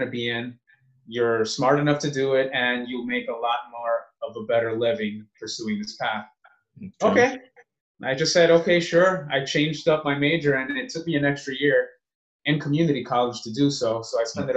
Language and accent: English; New Jersey, United States; moved away as an adult; now in Los Angeles, United States; I was born and raised in New Jersey.